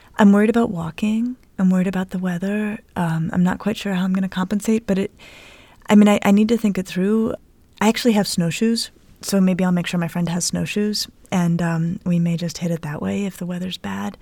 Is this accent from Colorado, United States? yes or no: yes; Colorado, United States; now in Cleveland, United States; I'm from Colorado. Um, and I grew up playing in the snow